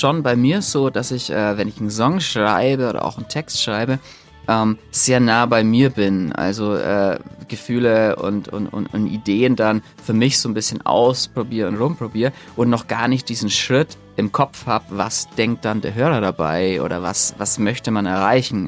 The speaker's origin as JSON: {"language": "German", "town": "Nuremberg", "region": "Bavaria", "country": "Germany", "tie": "born or raised there", "moved": "yes", "said": "Wir, wir kommen ja ursprünglich aus Nürnberg, auch wenn wir inzwischen so ein bisschen verteilt sind und eigentlich kaum jemand so richtig mehr in Nürnberg lebt. Ähm, aber Nürnberg ist natürlich, verbinde ich schon mit Familie und Freunden und äh, Heimat"}